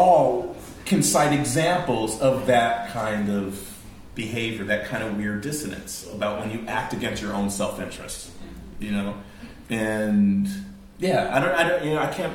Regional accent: United States; I'm American

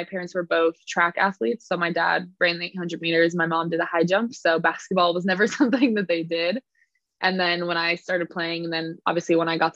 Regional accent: California, United States; also born or lived in Edinburgh, Scotland; was raised in California, hence my accent

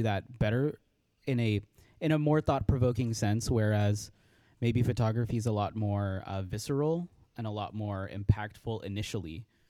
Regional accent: Los Angeles, California, United States; I was born and raised in Los Angeles, California.

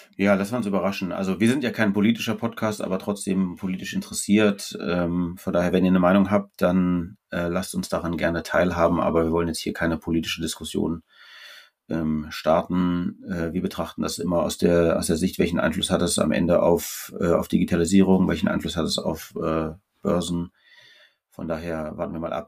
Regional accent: Austria; now in Hamburg, Germany; ich bin Österreicher

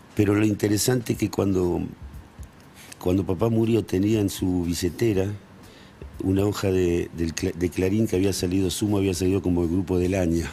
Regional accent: Hurlingham, Buenos Aires Province, Argentina; moved away; also born or lived in Villa Devoto, Buenos Aires; crecí en, en Hurlingham, que en esa época era había mucho potrero, muchos árboles

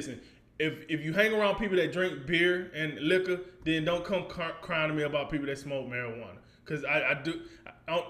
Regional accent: United States; we're American

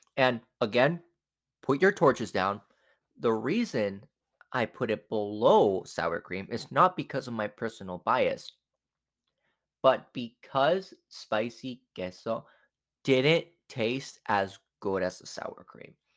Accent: Mexico; first language Spanish; English is a second language; I'm Mexican

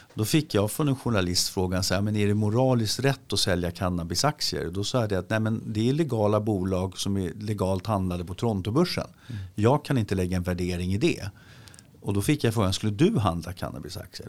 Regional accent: Sweden; vi svenskar

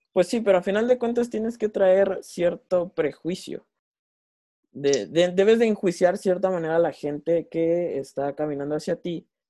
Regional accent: Mexico

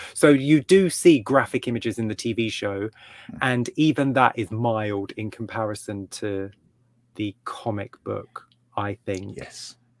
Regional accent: England, United Kingdom; as an English reader

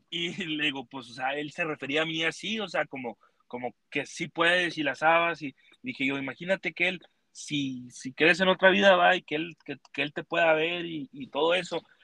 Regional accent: Mexico; moved away as an adult; now in United States; llegué yo siendo mexicano

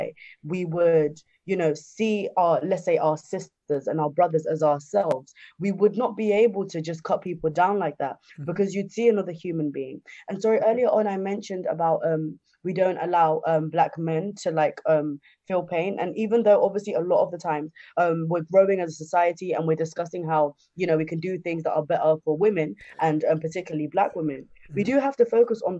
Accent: Zimbabwe; moved away; I'm originally from Zimbabwe

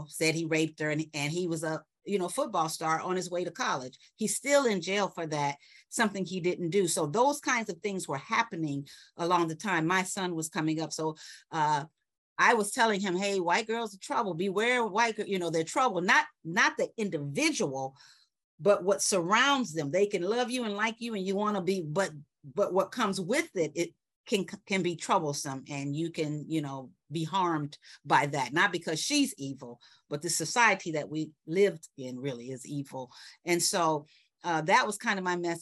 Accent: Chicago, Illinois, United States; also born or lived in New York / Atlanta; now in Florida, United States; I'm born and raised in Chicago. I've lived in New York. I've lived in Atlanta.

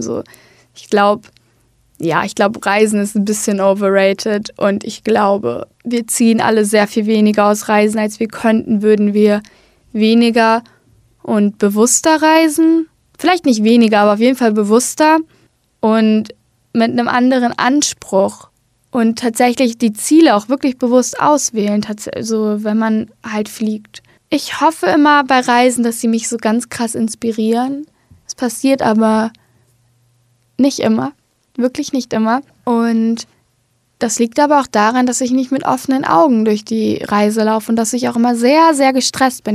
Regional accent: Hamburg, Germany; also born or lived in Berlin; in Hamburg habe ich den Großteil meines Lebens gelebt

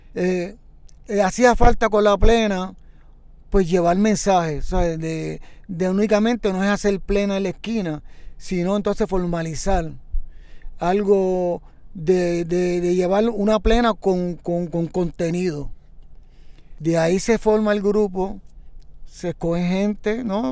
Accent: San Juan, Puerto Rico; Nací en la parada 22 y media, ¿no? De pequeño, pues llegué a la comunidad de la 23

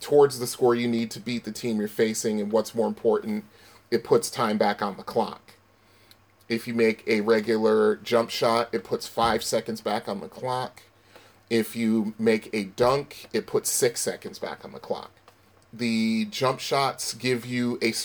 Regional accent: Bridgeport, Connecticut, United States; my hometown of Bridgeport, Connecticut

